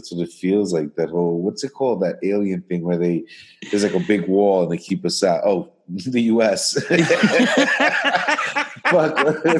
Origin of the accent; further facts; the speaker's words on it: New York, United States; Nobody wants New Yorkers anywhere.